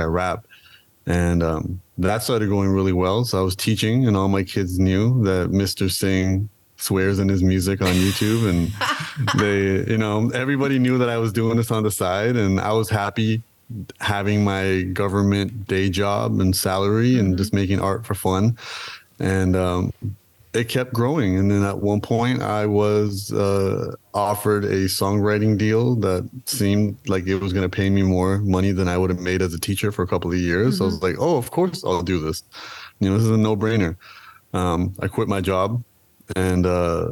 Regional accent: Toronto, Ontario, Canada; I am from Toronto. I was born and raised in Toronto

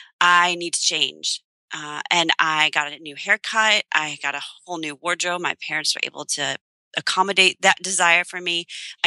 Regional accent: Long Island, New York, United States; moved away as an adult; also born or lived in Illinois; now in Pennsylvania, United States; we just moved this past late spring, beginning of the summer, from a boarding school that we had lived at in Long Island for 18 years. Wow. And it's my hometown.

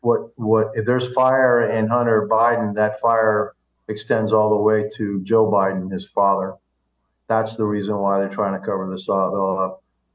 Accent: Cuba; now in United States; Remember, I came from Cuba, and the Russian government helped keep my people, still is helping keep the Cuban people under the yoke of communism.

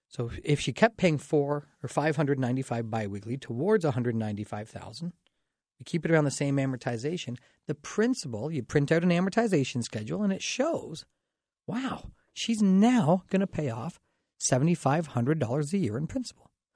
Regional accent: Dorchester, Ontario, Canada; I grew up in Dorchester, so I'm pretty proud of it

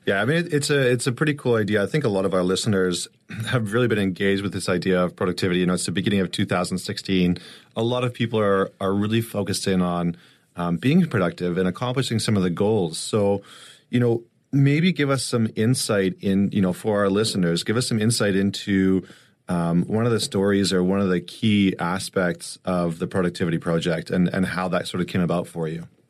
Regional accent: St. Albert, Alberta, Canada

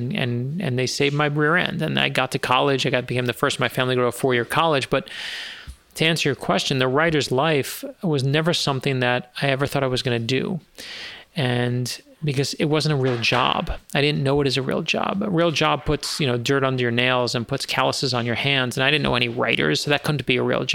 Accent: New York City, New York, United States; I grew up in Brooklyn, New York

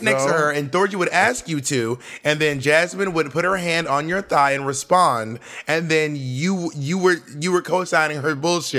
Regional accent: New York City, New York, United States; I'm from Washington Heights

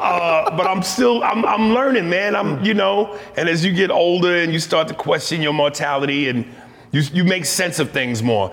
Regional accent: New York, United States; I'm from New York, you know, and I just came from that 80s era in New York

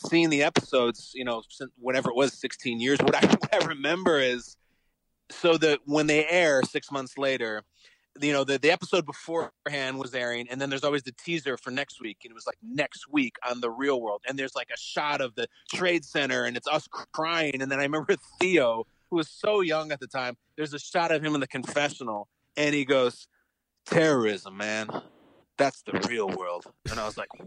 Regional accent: Chicago, Illinois, United States; moved away as an adult; I grew up in the Chicago suburbs

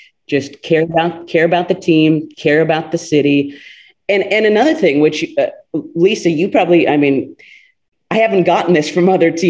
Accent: California, United States; a kid who was born and raised in California and has never lived outside the state

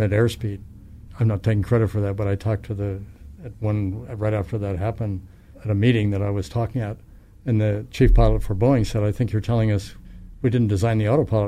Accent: Canada; moved away as an adult; now in United States; I'm from Canada.

